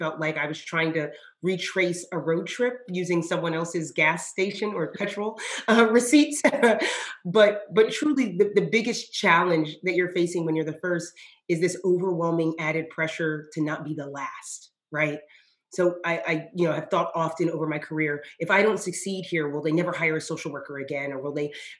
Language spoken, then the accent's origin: English; Georgia, United States; also born or lived in Japan; I am a child of the American South. I was raised by a Black mom in Georgia